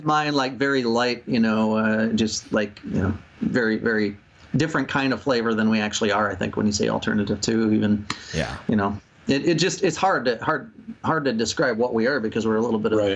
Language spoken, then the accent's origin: English; Rochester, Minnesota, United States; we're from Rochester, Minnesota